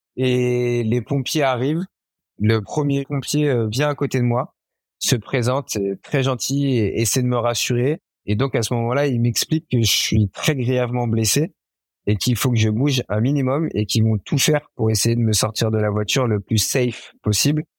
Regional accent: Issoudun, Centre-Val de Loire, France; also born or lived in Esperança, Brazil; j'ai passé euh, toute mon enfance et mon adolescence dans une ville qui s'appelle Issoudun, en région centre

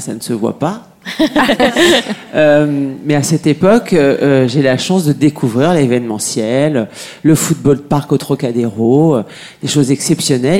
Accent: France; je suis française, je crois que ça s'entend euh, à, mon accent.

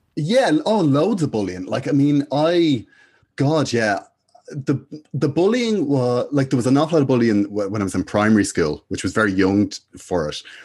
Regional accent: Dublin, Leinster, Ireland; I went to school in Finglas, in De La Salle, uh, in Finglas, and yeah, I've been there since I was about four years of age

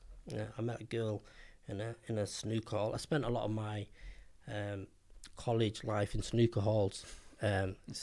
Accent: Manchester, North West England, United Kingdom; I'm from Manchester. I grew up in Cheetah Mill.

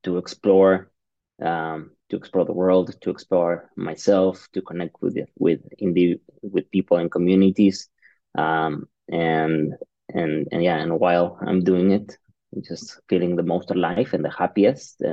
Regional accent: Mexico City, Mexico; I'm from Mexico City

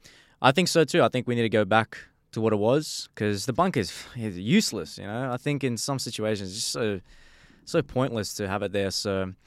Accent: Australia; also born or lived in Tashkent, Uzbekistan; Uzbekistan, okay. Tashkent. Yeah, so I moved to Australia when I was 2 years old.

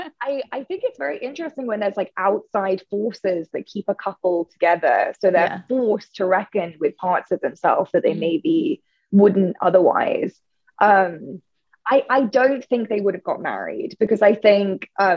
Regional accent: United Kingdom; I'm British

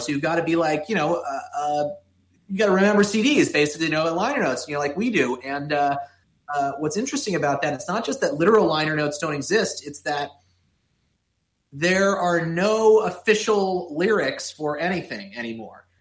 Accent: Miami, Florida, United States; growing up in Miami

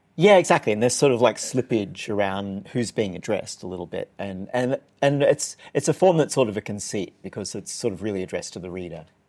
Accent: Newcastle, New South Wales, Australia; moved away; my hometown, which is Newcastle, New South Wales, the other Newcastle

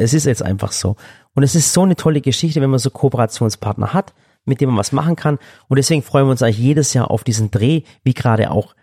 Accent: Stuttgart, Baden-Württemberg, Germany; ich bin selber aus Stuttgart

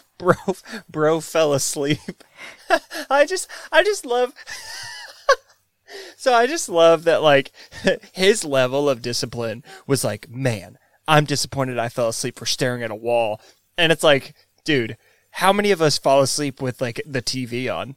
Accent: the South, United States; I grew up in the South

